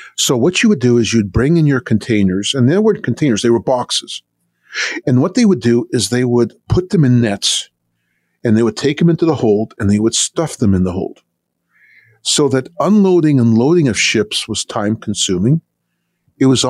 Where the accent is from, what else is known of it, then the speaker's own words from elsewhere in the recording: Canada; now in United States; I grew up in Canada